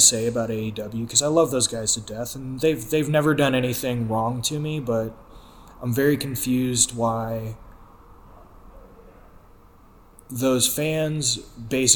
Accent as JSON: {"language": "English", "town": "St. Louis", "region": "Missouri", "country": "United States", "tie": "born or raised there", "said": "St. Louis, which is my hometown"}